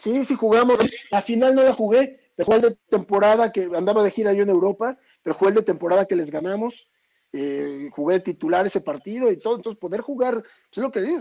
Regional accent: Mexico City, Mexico; also born or lived in Michoacán; somos de ahí del nororiente de la ciudad, eh, cerca de San Juan de Aragón, Eduardo Molina por la Prepa 3, por ahí viví toda mi vida

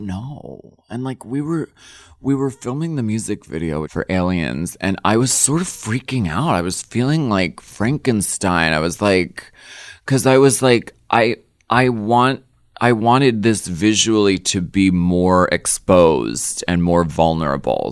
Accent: Erie, Pennsylvania, United States; moved away; I come from Erie, Pennsylvania, and we were very much, like, a working class family. Dad worked in the machine shop

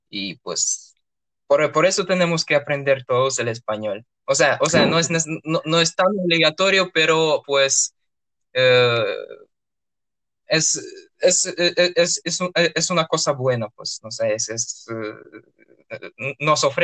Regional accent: Urals, Russia; born there; Spanish is a second language; la ciudad donde yo nací tiene dos partes básicamente. Está en ah, eh, los Montes Urales que es eh, una frontera natural entre Europa y Asia, y pues tiene dos partes, eh, la parte europea y la parte asiática.

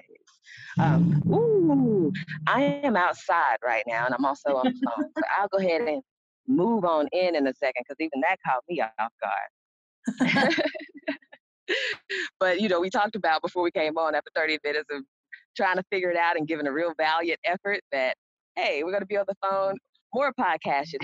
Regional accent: Mississippi, United States; I am from Mississippi

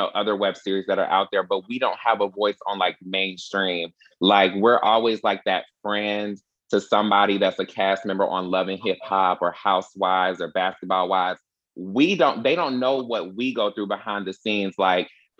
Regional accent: Atlanta, Georgia, United States; I'm from Atlanta, Georgia, born and raised

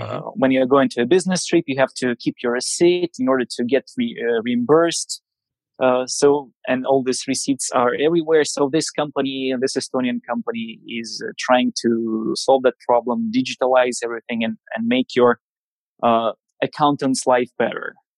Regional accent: Siberia, Russia; I'm coming from Siberia, from the middle of nowhere

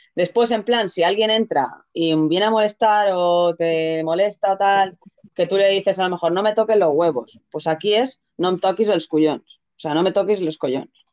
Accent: Spain; also born or lived in Catalonia; soy medio mallorquina, medio catalana.

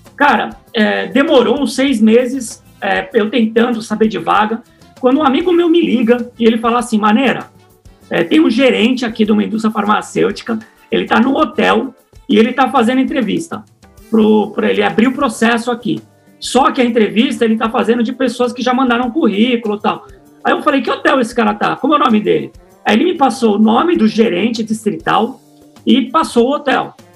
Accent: Santos, São Paulo, Brazil; moved away as an adult; now in São Paulo, Brazil; a minha história começou em Santos. Eu sou de Santos

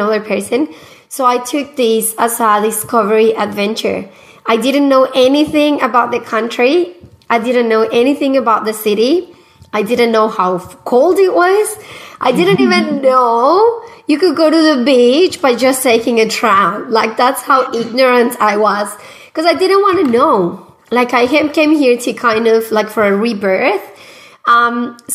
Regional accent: Medellín, Antioquia, Colombia; English is a second language; moved away as an adult; now in Australia; I am originally from Colombia, from Medellin, Colombia

